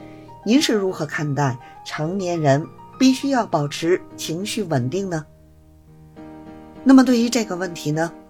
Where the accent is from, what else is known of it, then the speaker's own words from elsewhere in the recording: Beijing, China; Hello，大家好，我是北京的…。